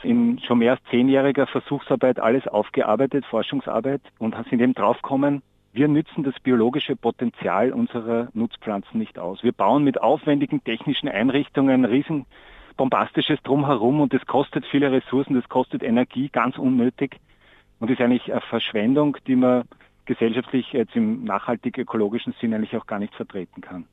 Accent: Austria; bei uns in Österreich

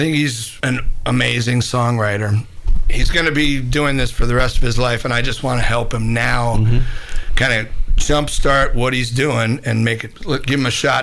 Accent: Minneapolis, Minnesota, United States; moved away as an adult; also born or lived in New York; I grew up in Minneapolis, and before I left for New York

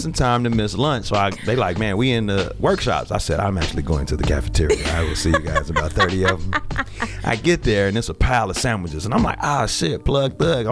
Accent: United States; I'm from Lake County

